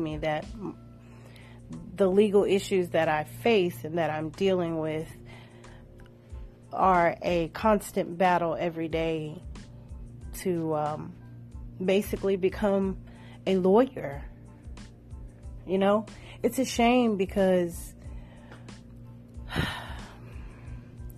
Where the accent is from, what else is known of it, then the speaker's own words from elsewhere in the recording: Shreveport, Louisiana, United States; my home state, Louisiana, Ratchet City.